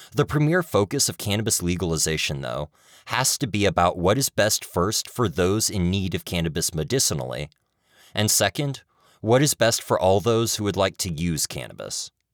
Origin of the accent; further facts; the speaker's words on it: Kentucky, United States; my home state of Kentucky